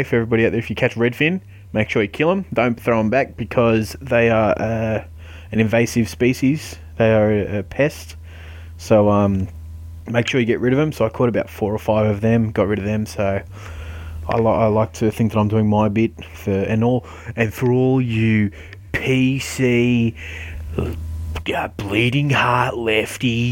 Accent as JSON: {"language": "English", "town": "Blacktown", "region": "New South Wales", "country": "Australia", "said": "I come from Blacktown"}